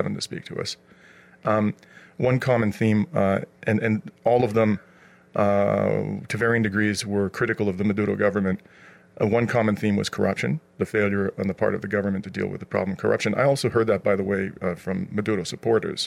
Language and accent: English; Canada; as a Canadian